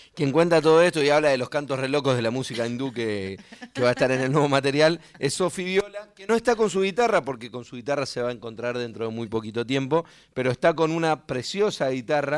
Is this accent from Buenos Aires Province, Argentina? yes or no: yes; Monte Chingolo, Buenos Aires Province, Argentina; somos eh, nacidos y criados en la misma ciudad